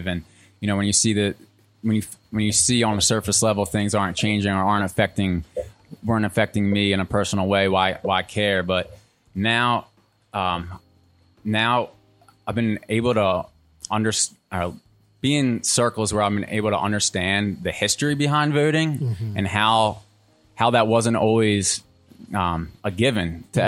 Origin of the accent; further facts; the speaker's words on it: outside of Philadelphia, Pennsylvania, United States; now in North Carolina, United States; I'm originally from Pennsylvania, outside of Philly